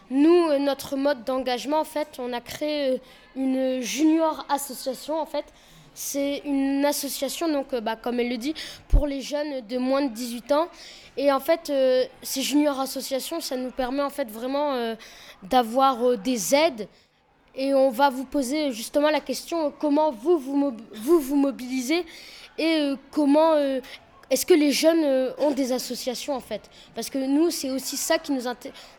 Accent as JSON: {"language": "French", "town": "Tourcoing", "region": "Hauts-de-France", "country": "France", "said": "on est français. On est des collégiens et des lycéens euh, de la ville de Tourcoing."}